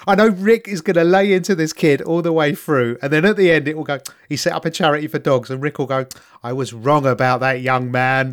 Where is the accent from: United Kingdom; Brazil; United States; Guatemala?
United Kingdom; London; I'm from East London. If we bunked off school, which we did a fair chunk